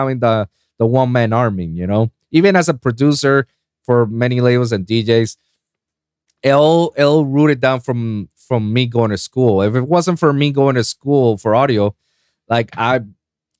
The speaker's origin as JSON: {"language": "English", "country": "Puerto Rico", "tie": "born or raised there", "moved": "yes", "lives_now": "Florida, United States", "said": "I was born and raised in Puerto Rico, in the Caribbean islands"}